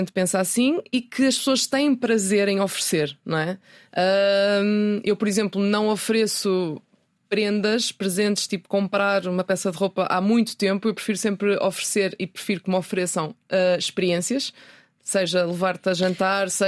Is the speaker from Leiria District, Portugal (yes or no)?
no; Ponte da Barca, Viana do Castelo, Portugal; accent: Minho accent; now in Lisbon, Portugal; o que é que eu tenho de ponta barca em mim? O sotaque que vou perdendo depois de 15 dias